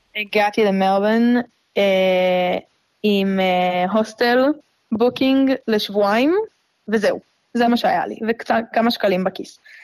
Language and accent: Hebrew; Tel Aviv, Tel Aviv District, Israel; moved away as an adult; also born or lived in Melbourne, Australia; now in Port Douglas, Australia; אני מגיעה מתל אביב, מהמרכז של המרכז, גדלתי שם מאז, מגיל אפס